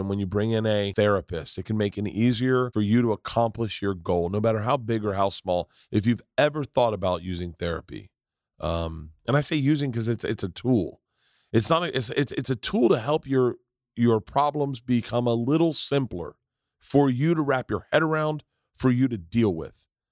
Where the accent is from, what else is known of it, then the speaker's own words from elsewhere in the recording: Florida, United States; I grew up in Florida.